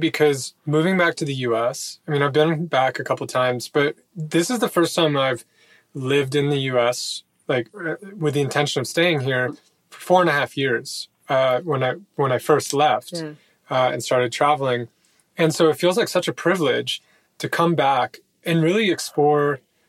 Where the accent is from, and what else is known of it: United States; moved away as an adult